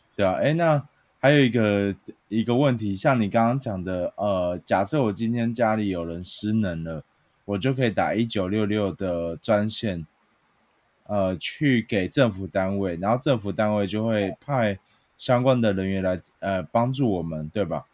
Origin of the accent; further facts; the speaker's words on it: Chiayi, Taiwan; 我的家乡嘉义